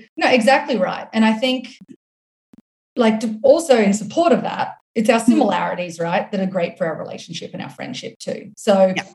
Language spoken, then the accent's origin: English; Australia; accent: Australian; now in United States; my accent is Australian, but I live here in the US